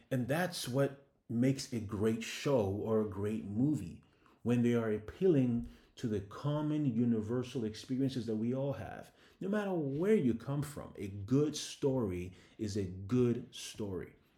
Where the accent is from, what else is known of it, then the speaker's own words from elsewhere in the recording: Ghana; moved away; also born or lived in Canada; I'm a Ghanaian immigrant, and I was living in Canada at the time